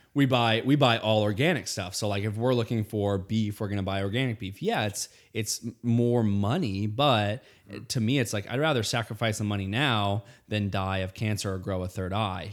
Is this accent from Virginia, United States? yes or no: no; Indiana, United States; I grew up in Indiana